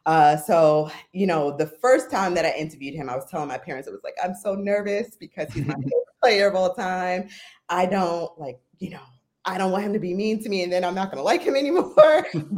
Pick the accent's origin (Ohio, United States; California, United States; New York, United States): New York, United States; So I'm from New York, but I went to school at Temple University.